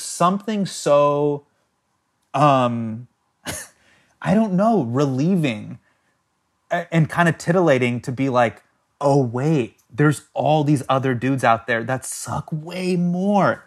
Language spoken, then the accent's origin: English; United States; I'm American and I grew up in the States